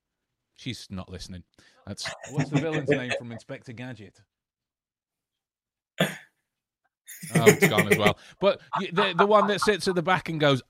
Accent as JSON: {"language": "English", "region": "England", "country": "United Kingdom", "said": "as English people"}